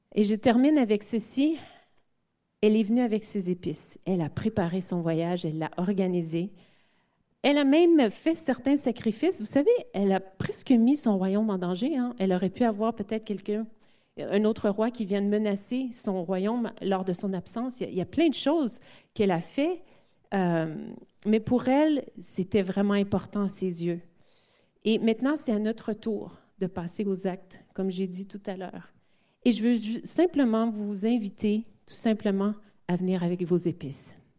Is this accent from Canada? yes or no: yes; Quebec, Canada; mon, mon français n'est pas parfait puisque je suis québécoise et canadienne